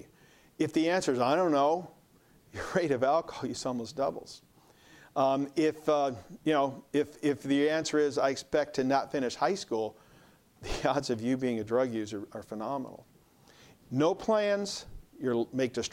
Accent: Hinsdale, Illinois, United States; I grew up in Hinsdale, Illinois, and we had two room school, 1 to 4, 5 to 8

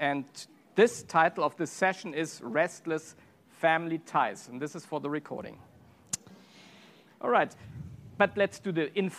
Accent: Germany; moved away; I'm from Germany.

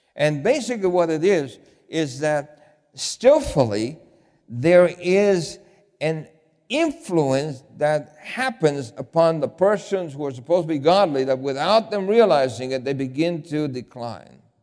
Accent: New York City, New York, United States; I grew up in New York City.

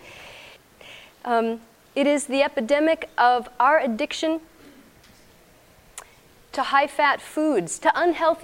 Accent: Texas, United States; I'm from Texas.

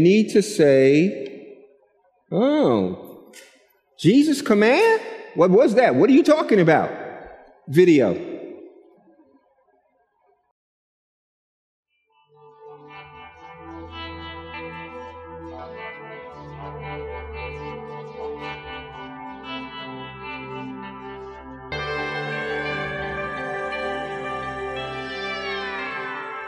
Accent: New York City, New York, United States; I'm from Brooklyn

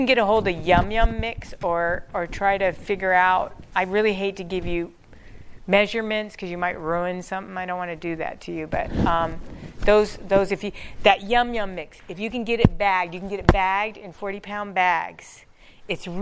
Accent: Denver, Colorado, United States; I grew up in Denver.

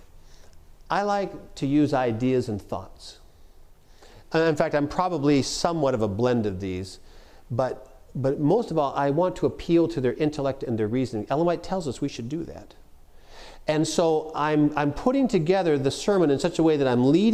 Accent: Canada; now in United States; I'm a Canadian. Don't hold that against me. I have American citizenship too now

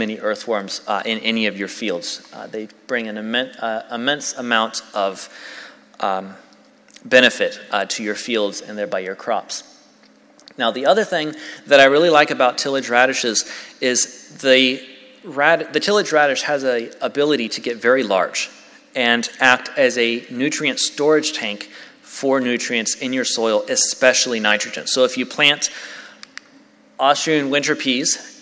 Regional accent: Tennessee, United States; I'm from Tennessee

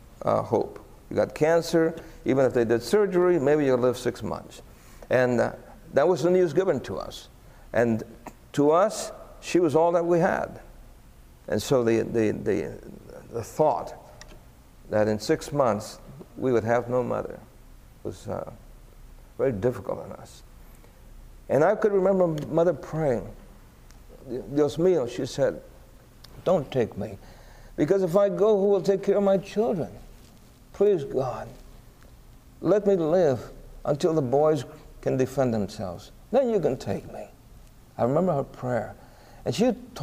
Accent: New York City, New York, United States; we're growing up in Brooklyn in the height of the Italian, the Puerto Rican gang wars

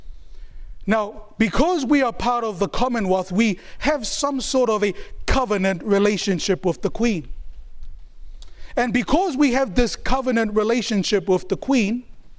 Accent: New Zealand; I was born and raised in New Zealand

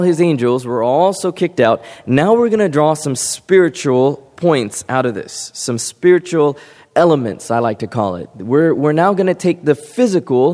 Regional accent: California, United States; beautiful Pacific Ocean that I grew up by in California

